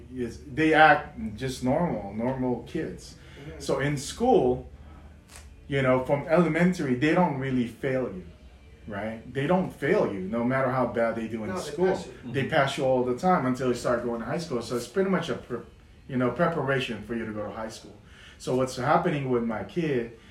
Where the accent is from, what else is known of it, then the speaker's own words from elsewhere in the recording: Philippines; now in United States; I didn't grow up here. I grew up in the Philippines